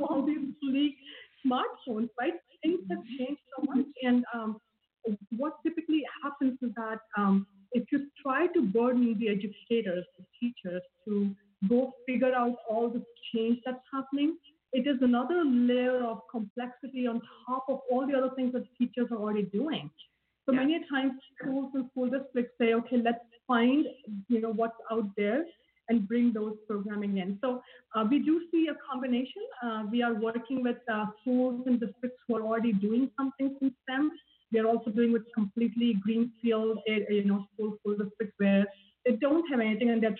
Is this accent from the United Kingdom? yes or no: no; India; moved away; I grew up in India